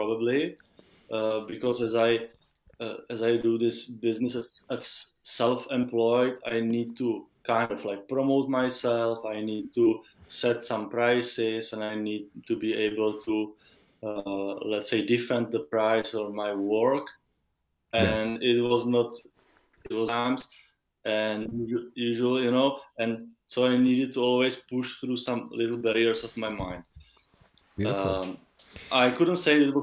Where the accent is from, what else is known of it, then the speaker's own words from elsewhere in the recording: Czechia; I'm from Czech Republic, which is a small, tiny country in the heart of Europe.